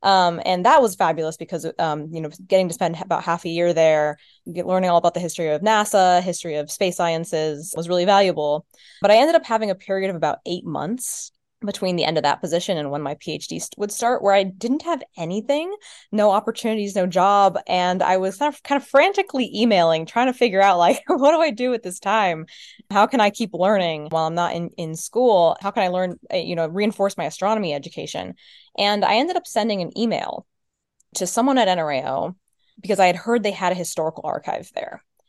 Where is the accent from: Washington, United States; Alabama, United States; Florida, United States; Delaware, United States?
Florida, United States; I'm from Florida. That's what's there.